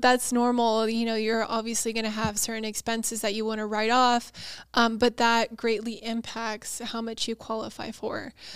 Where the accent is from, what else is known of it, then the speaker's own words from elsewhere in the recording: San Diego, California, United States; also born or lived in Auburn; born and raised in San Diego